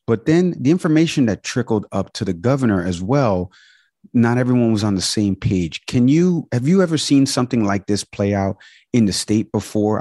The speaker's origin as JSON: {"language": "English", "country": "Cuba", "said": "I am Cuban, right? We eat uh, lechon and we eat uh, picadillo and we celebrate Nochebuena"}